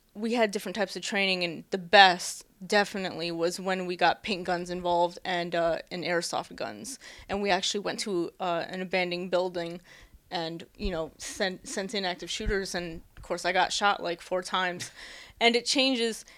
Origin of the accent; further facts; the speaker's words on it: United States; moved away as an adult; now in Japan; me being my American self